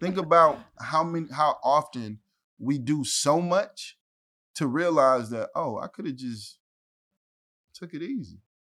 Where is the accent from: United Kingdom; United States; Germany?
United States; Ferguson, Missouri; also born or lived in St. Louis; I'm from Ferguson